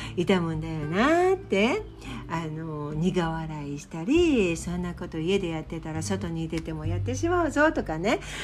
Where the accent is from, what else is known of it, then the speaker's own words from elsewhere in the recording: Japan; moved away as an adult; 私は日本人で日本で育ったので